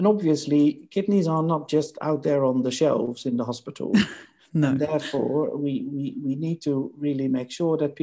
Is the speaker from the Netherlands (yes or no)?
yes; Netherlands; moved away as an adult; now in United Kingdom; my native country, my home country, the Netherlands